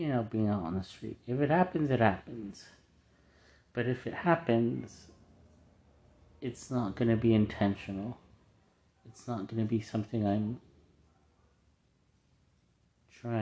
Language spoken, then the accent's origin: English; United States; we're all American here